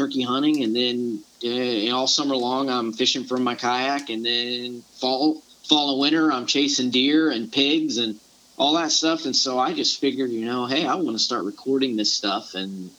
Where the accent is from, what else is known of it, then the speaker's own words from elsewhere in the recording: Panama City and Pensacola area, Florida panhandle, United States; moved away as an adult; now in Savannah, United States; I grew up in the panhandle of Florida, or Panama City and Pensacola area